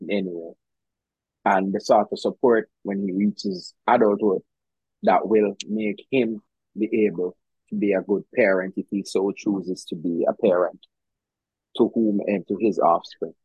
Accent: Jamaica; now in Kingston, Jamaica; I grew up in the country.

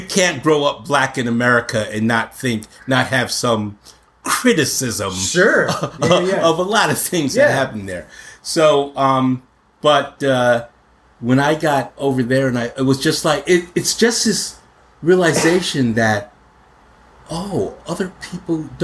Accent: Albany, New York, United States; moved away as an adult; also born or lived in London / Berlin; now in Toronto, Canada; I grew up in Albany, New York

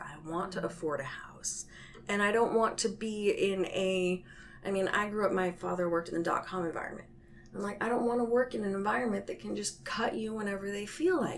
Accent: San Jose, California, United States; also born or lived in Portland, Oregon; I'm originally from San Jose, so I grew up around here

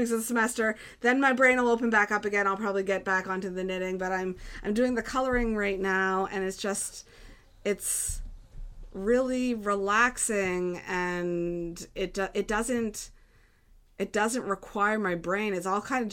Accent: East Coast Canada, Atlantic Canada, Canada; accent: East Coast; moved away as an adult; also born or lived in China / South Korea; East Coast, what I bring with me, I guess, is my accent.

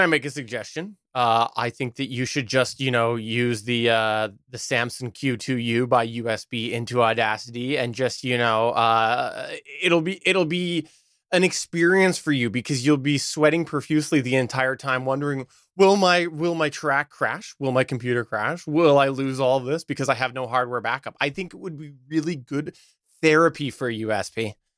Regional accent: Canada; accent: thick Canadian; my Canadian accent

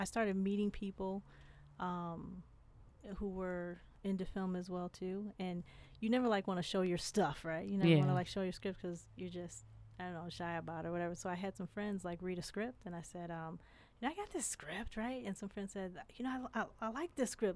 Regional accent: Inkster, Michigan, United States; also born or lived in Detroit; Grew up in Detroit, and I grew up in Inkster

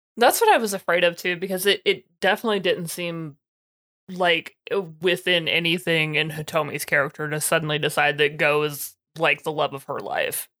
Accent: United States; I'm an American

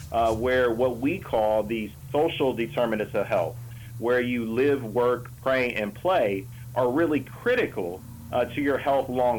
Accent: Columbus, Ohio, United States; I grew up on the Near East Side of Columbus. And went to Columbus City Schools throughout

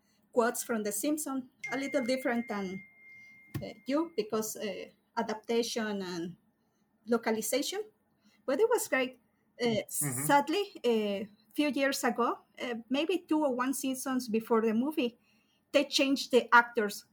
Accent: Mexico; I'm from Mexico

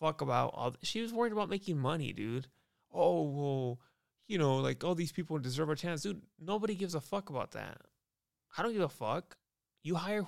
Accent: United States; I'm American, dude. I'm from America.

